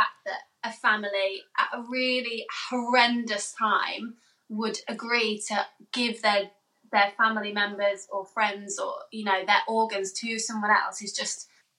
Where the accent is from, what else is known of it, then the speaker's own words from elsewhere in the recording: Birmingham, West Midlands, United Kingdom; And we're from Birmingham, so they live really near the Birmingham QE.